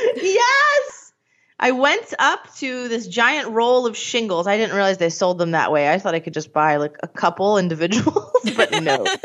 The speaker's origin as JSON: {"language": "English", "town": "Scranton", "region": "Pennsylvania", "country": "United States", "said": "I'm from Scranton"}